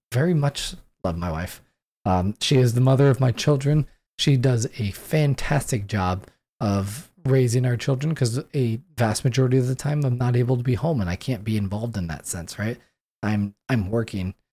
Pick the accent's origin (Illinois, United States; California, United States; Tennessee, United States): California, United States; San Diego; moved away as an adult; now in Washington State, United States; I grew up in San Diego